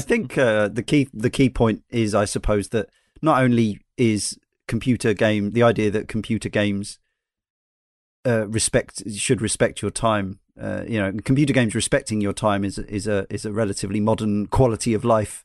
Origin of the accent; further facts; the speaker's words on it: United States; now in United Kingdom; being in Britain as an American